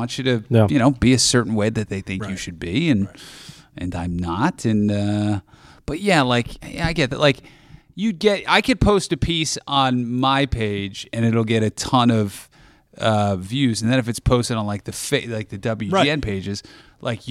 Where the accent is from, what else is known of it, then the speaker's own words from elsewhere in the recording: New Jersey, United States; moved away; I grew up in New Jersey